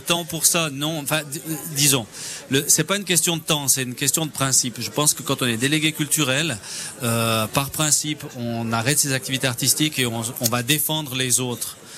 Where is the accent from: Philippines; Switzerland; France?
Switzerland; Fully, Valais; je viens de Fuyon